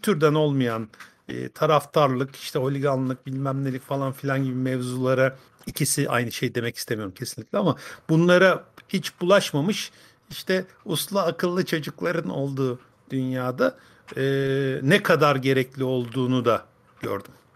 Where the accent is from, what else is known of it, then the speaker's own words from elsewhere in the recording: Fındıklı, Rize Province, Turkey; Rize'den, Rize Fındıklı'dan.